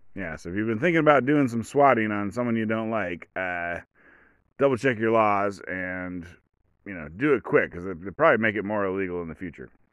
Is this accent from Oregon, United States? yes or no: yes; Oregon, United States; I'm from Oregon. I live in Oregon.